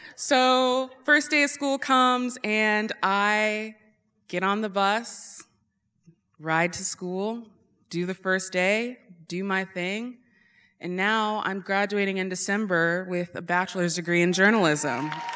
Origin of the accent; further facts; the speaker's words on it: Eagle River, United States; I grew up in Eagle River